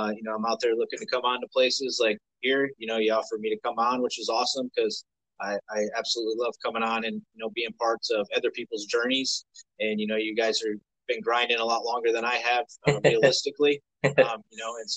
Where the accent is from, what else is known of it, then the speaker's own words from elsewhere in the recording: Western New York, United States; I grew up in Western New York